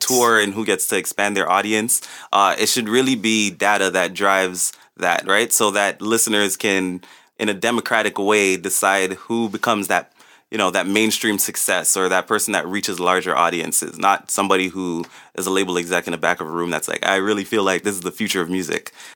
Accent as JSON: {"language": "English", "town": "Toronto", "region": "Ontario", "country": "Canada", "tie": "born or raised there", "also_born_or_lived": "Jane and Finch, Toronto", "said": "I was raised mostly in Rexdale. Born in Jane and Finch, moved to Rexdale when I was eight"}